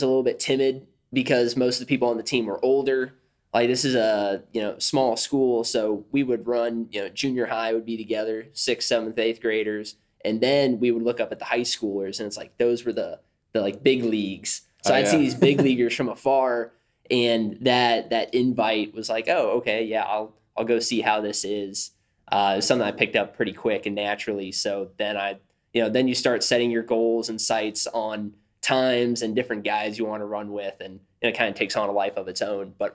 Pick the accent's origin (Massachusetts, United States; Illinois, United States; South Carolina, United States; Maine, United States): Illinois, United States; now in Waco, United States; I grew up in a small town in Illinois. I like to say there's more cows than people in my hometown